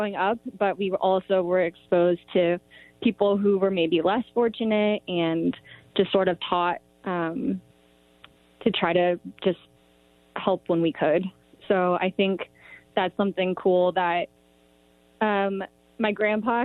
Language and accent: English; Bay Area, California, United States; now in Truckee, United States; I'm Asian American and born and raised in the Bay Area